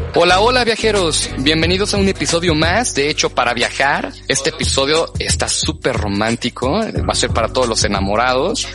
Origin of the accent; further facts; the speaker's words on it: Mexico; nosotros como mexicanos